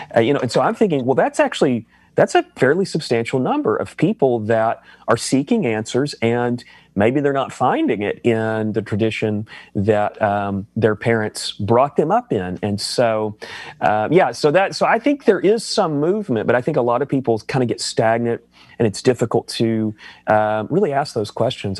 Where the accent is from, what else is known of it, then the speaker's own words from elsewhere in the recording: the Bible Belt, United States; I grew up in the Bible Belt